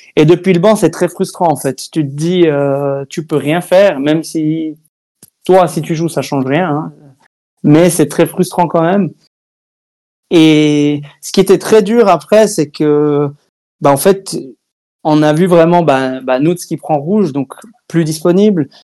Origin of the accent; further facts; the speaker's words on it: Switzerland; Chez nous en Suisse